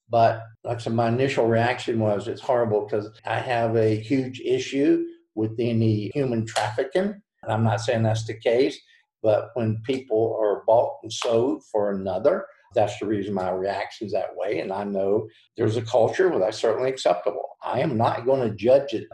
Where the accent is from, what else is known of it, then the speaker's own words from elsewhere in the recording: the South, United States; accent: Southern; with the Southern tongue